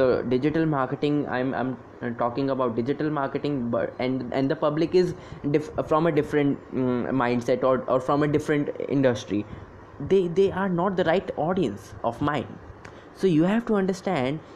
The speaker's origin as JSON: {"language": "English", "region": "Delhi", "country": "India", "said": "I'm from Delhi and I am working with a startup"}